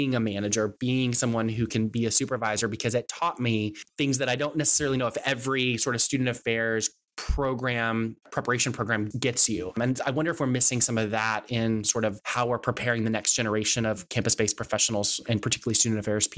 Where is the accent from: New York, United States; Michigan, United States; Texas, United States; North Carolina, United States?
Texas, United States; I'm from Texas. We have our own version of language.